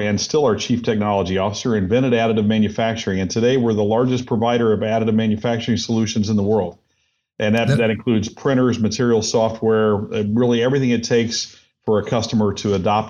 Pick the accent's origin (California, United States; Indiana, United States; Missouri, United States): Indiana, United States; also born or lived in Minnesota; No, I'm from Indiana originally. We lived all over the place, but most recently up in Minnesota. Yeah, I was up there for 9 years